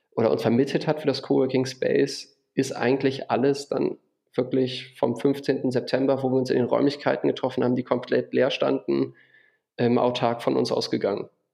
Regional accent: Düsseldorf, North Rhine-Westphalia, Germany; moved away as an adult; also born or lived in Wuppertal; now in Würzburg, Germany; ich bin geboren in Düsseldorf und ähm, zum Studium nach Würzburg gezogen

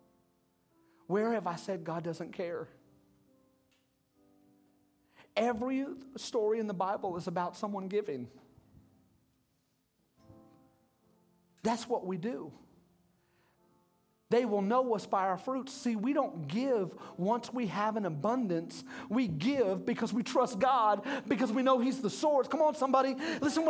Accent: United States; we're Americans

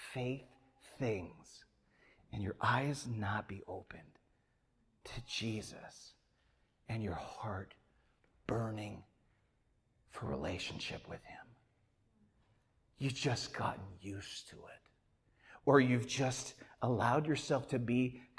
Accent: Midwest, United States; now in Atlanta, United States; I grew up in the Midwest.

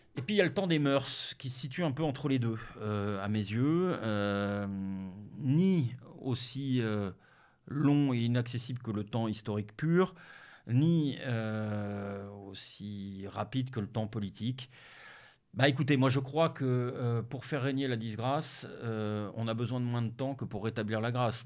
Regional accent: Denmark; moved away; Je suis né au Danemark. Le hasard de la vie euh, m'a fait naître au Danemark

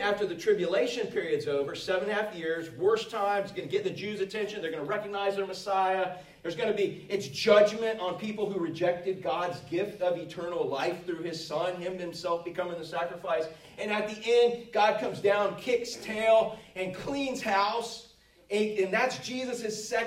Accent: Florida, United States; we grew up in Florida

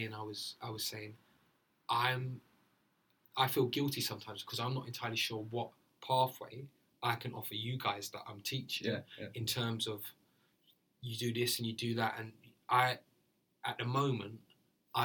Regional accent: London, United Kingdom; I'm from Deptford

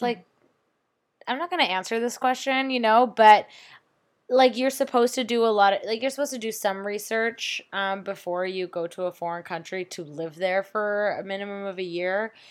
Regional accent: Toronto, Ontario, Canada; moved away as an adult; now in South Korea; I'm from Toronto

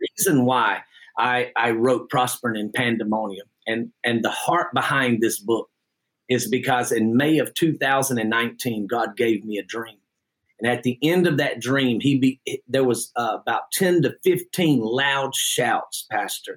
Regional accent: Jackson, Georgia, United States; I am actually from Jackson, Georgia, and the church that I pastor is right here on the county line of Jackson, Georgia as well. And I was born and raised in this area

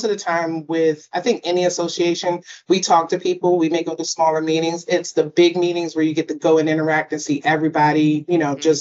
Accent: Baltimore, Maryland, United States; also born or lived in upstate New York / Washington, D.C. area; I'm born and raised in Baltimore, lived in the DC, Maryland and VA area

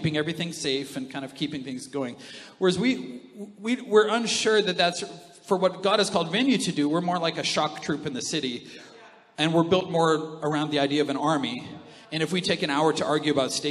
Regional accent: Canada; we're from Canada, we think that that's normal

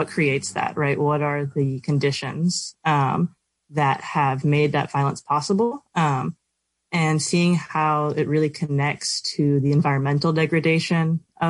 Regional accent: Arizona, United States; now in East Coast, United States; I was born a member of the Navajo Nation. I grew up mostly in Arizona, and then moved out here to the East Coast. I live in Lenape Hoking now, and been here for a bit over 10 years.

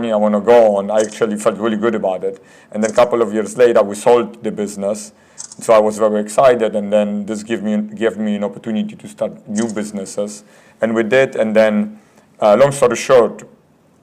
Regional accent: Poland; moved away; I was born in Poland. I grew up in Poland while it was still communism.

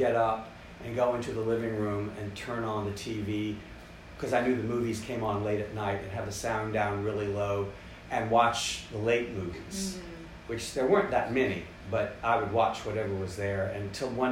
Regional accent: North Carolina, United States; moved away; also born or lived in Richmond, Virginia; I had been born in Richmond mm-hmm. and grown up in North Carolina

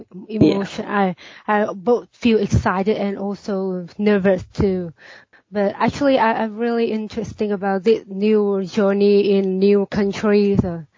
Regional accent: Vietnam; moved away as an adult; I'm from Vietnam, a country in Asia

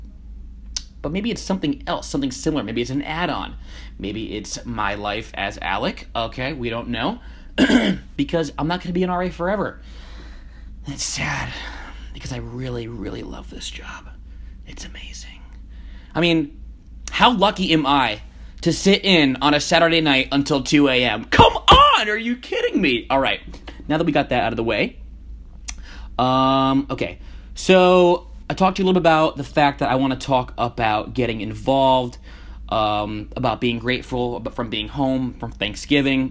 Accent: Connecticut, United States; moved away as an adult; Connecticut, my hometown

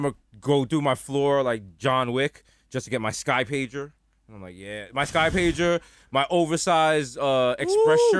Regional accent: New York City, New York, United States; We grew up in the Bronx

